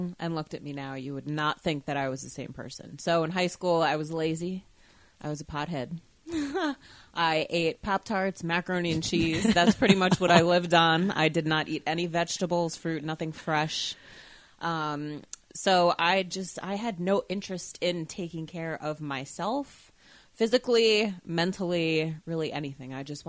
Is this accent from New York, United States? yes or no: no; New Jersey, United States; also born or lived in Colorado; I'm originally from New Jersey. I lived in Colorado for a couple years when I was tiny, tiny, and then came back here when I was about 4 or 5, and I've been here ever since.